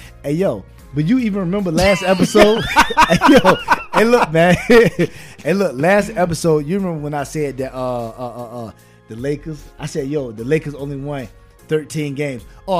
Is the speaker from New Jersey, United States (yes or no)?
no; Virginia, United States; Virginia, man. It's my home state, man, Virginia.